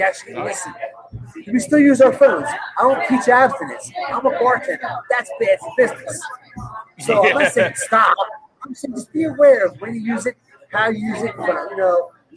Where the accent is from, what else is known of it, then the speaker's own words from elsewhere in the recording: South Jersey near Atlantic City, New Jersey, United States; moved away; also born or lived in Syracuse; I grew up in South Jersey near Atlantic City, so I grew up on the beaches